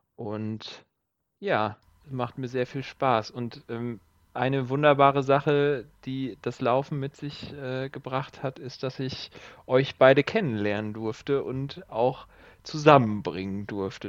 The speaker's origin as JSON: {"language": "German", "town": "Siegen", "region": "North Rhine-Westphalia", "country": "Germany", "tie": "born or raised there", "said": "komme gebürtig aus Siegen"}